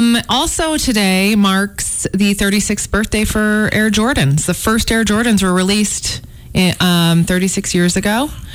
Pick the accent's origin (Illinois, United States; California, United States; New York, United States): Illinois, United States; Chicago; moved away; growing up in Chicago